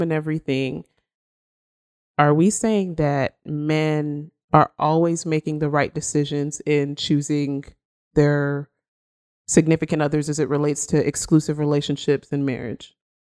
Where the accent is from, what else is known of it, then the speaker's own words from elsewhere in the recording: Nigeria; she's Nigerian, just like me